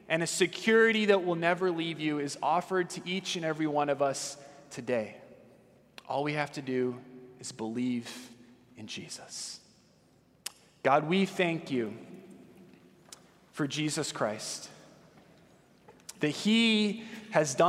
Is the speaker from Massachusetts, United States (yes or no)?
no; Southern California, United States; I grew up in Southern California